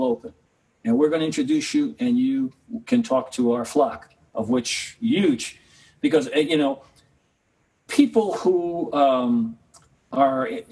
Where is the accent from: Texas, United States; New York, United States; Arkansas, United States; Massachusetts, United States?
New York, United States; New York City; my growing up in Harlem and the Bronx